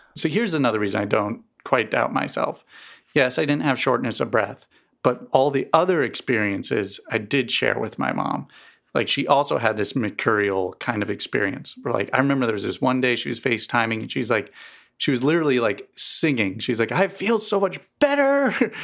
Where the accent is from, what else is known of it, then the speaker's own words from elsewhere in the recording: East Coast, United States; now in Missouri, United States; I grew up on the East Coast, um, and never really had allergies until I moved to Missouri